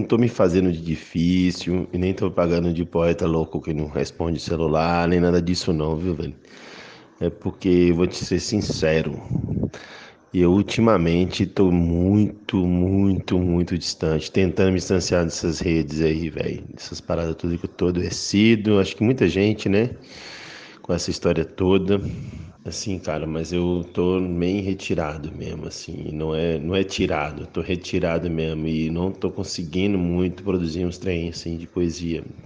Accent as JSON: {"language": "Portuguese", "region": "Minas Gerais", "country": "Brazil", "said": "Eu sendo mineiro, sendo bom mineiro do interior"}